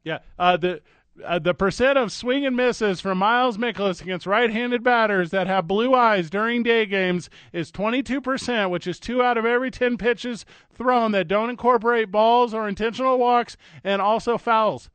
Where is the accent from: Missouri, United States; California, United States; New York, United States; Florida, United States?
Missouri, United States; St. Louis; I grew up in Saint Louis.